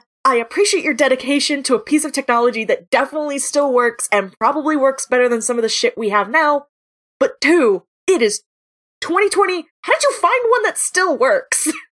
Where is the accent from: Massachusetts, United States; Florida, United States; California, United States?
Florida, United States; so I am from Florida originally, and I used to go to, like, my family had, like, season passes to Busch Gardens and SeaWorld.